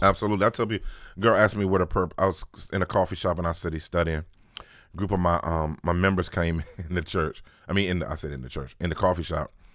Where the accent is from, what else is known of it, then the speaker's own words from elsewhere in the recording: Washington, District of Columbia, United States; born and bred in Washington, D C. Uh, really actual Washington, D C, not like Maryland or Virginia